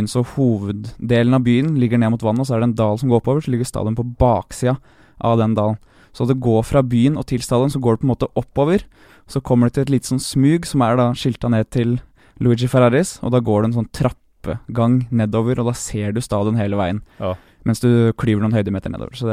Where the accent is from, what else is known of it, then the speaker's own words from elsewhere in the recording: Bråstad, Norway; jeg kommer fra Bråstad gård.